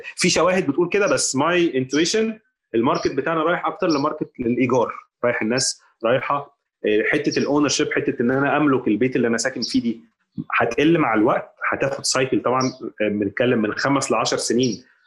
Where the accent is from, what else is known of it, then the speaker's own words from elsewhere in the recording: Egypt; احنا كمصريين